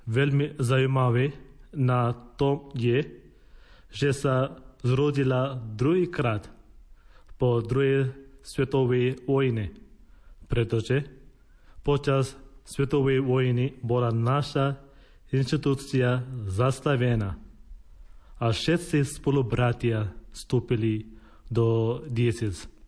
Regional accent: India; Slovak is a second language; moved away as an adult; now in Slovakia; Som rada, že môžem povedať, že som z Indie.

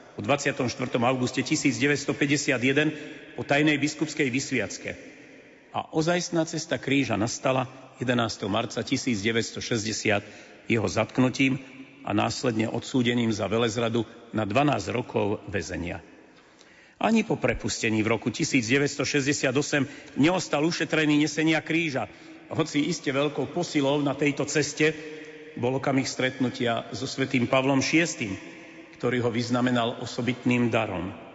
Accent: Považie, Slovakia; môjho rodného kraja

